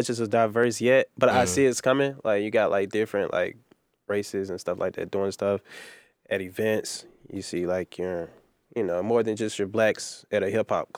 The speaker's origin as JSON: {"language": "English", "town": "Birmingham", "region": "Alabama", "country": "United States", "tie": "born or raised there", "moved": "yes", "said": "originally from Birmingham"}